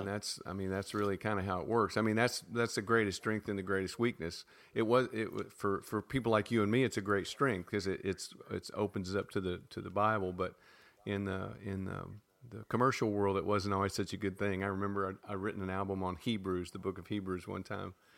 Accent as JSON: {"language": "English", "town": "Nashville", "region": "Tennessee", "country": "United States", "tie": "born or raised there", "said": "we grew up in Nashville"}